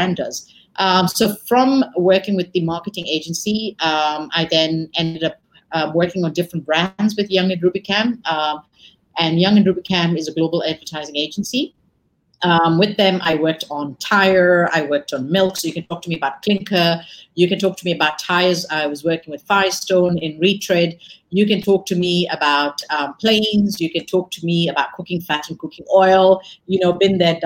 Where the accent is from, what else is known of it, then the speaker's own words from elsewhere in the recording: Nairobi, Kenya; also born or lived in London; I grew up in Kenya, in Nairobi, educated in Kenya, and then moved on and was educated in London